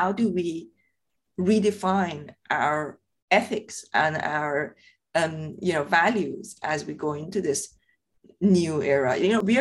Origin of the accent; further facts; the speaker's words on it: Iran; English is a second language; moved away as an adult; now in United Kingdom; I grew up in Iran. I was born and brought up in Iran. I left Iran when I was 23. I came here to the UK.